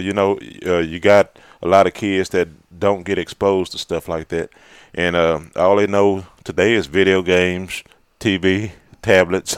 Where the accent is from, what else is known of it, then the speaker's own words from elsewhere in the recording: Fort Worth, Texas, United States; also born or lived in Malakoff, Texas; I was growing up in Fort Worth